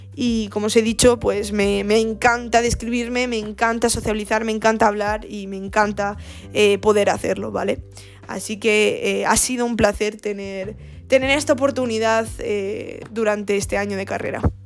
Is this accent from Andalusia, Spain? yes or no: no; Gijón, Asturias, Spain; moved away as an adult; now in Granada, Spain; yo eh, nací en, una ciudad al norte de, de España, en Asturias, se llama Gijón. Y eh, bueno, desarrollé en, Gijón toda mi vida